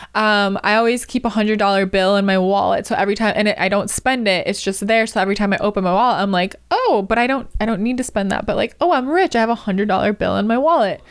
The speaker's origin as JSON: {"language": "English", "region": "Wisconsin", "country": "United States", "moved": "yes", "lives_now": "California, United States", "said": "first moved to California, 'cause I'm from Wisconsin"}